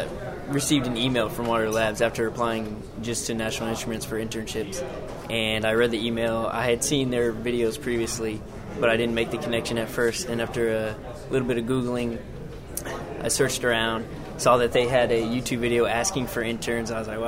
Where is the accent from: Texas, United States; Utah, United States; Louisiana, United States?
Texas, United States; San Antonio; moved away as an adult; now in Austin, United States; I was moving up to Austin. I'm from San Antonio, so it wasn't as big a change